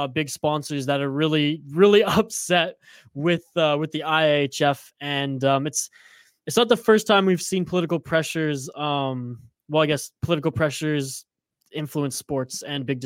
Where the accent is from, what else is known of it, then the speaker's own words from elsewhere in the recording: Canada; as a Canadian